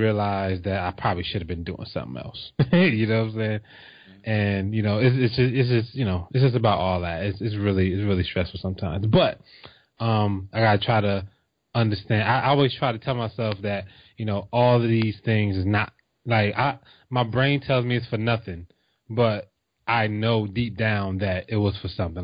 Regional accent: New Jersey, United States; I'm from Jersey

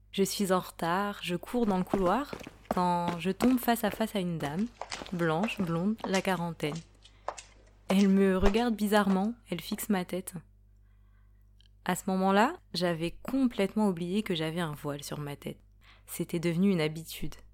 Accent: Île-de-France, France; Je suis noire et voilée en France. J'ai 22 ans. Je suis d'origine sénégalaise. Je suis née et j'ai grandi en France, en région parisienne.

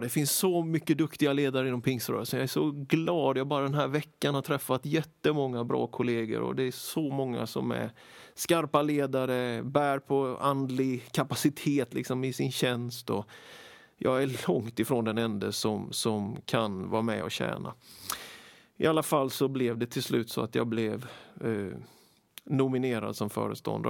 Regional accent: Småland, Sweden; Jag är född i Småland nittonhundrasjuttioett. Vuxit upp med föräldrar och fyra äldre systrar. Väldigt glad för min uppväxt, både i familjen och i den lilla byn

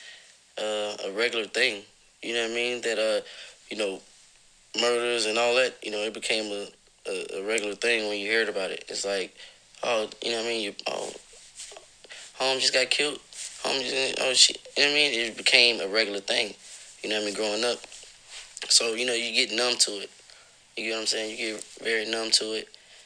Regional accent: Augusta, Georgia, United States; Growing up in Augusta, man, it was, you know, of course, hard times. You know, my city is, like, really poverty-stricken.

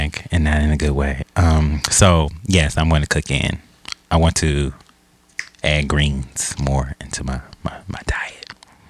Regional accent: Milwaukee, Wisconsin, United States; moved away; also born or lived in Louisiana; I'm from Milwaukee.

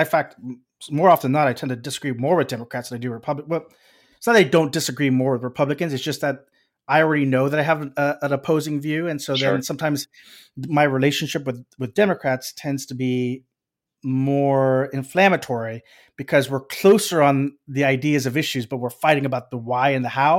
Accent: Texas, United States; moved away; we're from Texas

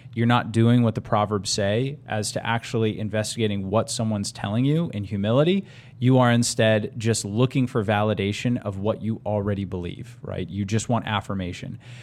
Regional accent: United States; now in Tucson, United States; as an American

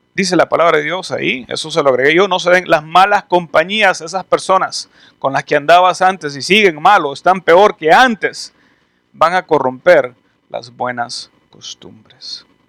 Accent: El Salvador; moved away as an adult; also born or lived in Canada; Yo me fui de El Salvador me fui a, estudiar a Canadá, viví en Canadá un tiempo, regresé

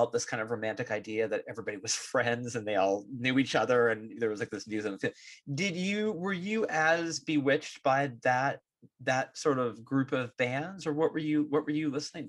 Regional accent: California, United States; Growing up in the Bay Area, I got into all of these New Zealand bands when I was 15, 16

